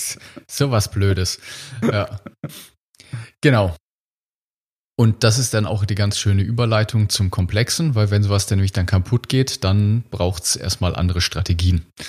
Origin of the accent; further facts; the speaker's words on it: Germany; wir als Deutsche